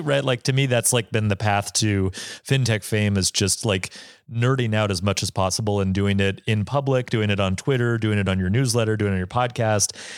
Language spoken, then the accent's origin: English; Bozeman, Montana, United States; I'm from Bozeman, Montana